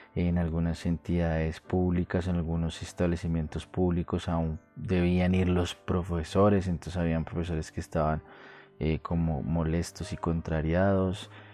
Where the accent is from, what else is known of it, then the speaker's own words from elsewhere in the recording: Colombia; now in Bogotá, Colombia; mi país, en Colombia, precisamente en Bogotá